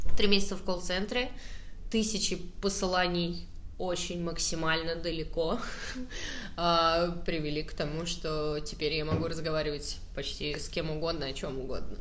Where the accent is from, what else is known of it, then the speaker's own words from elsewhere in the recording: Saratov, Saratov Oblast, Russia; я просто из Саратова